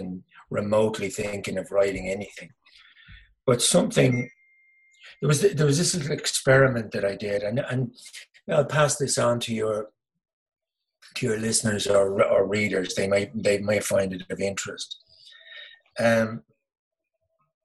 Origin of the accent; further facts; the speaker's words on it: Dublin, Leinster, Ireland; I come into the world in Dublin